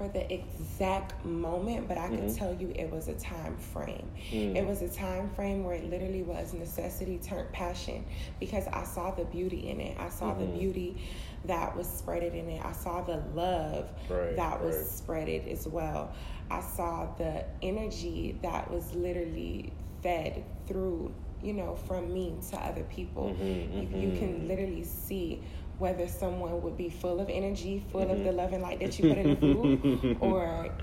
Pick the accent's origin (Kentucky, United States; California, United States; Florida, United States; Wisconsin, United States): Florida, United States; Fort Lauderdale; also born or lived in Miami, Florida; now in Atlanta, United States; I was raised in Fort Lauderdale, Florida